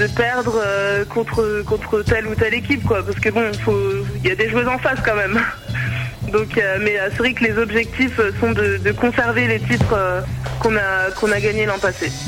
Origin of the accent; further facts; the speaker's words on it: Reims, Grand Est, France; now in Bourges, France; Je suis originaire de Reims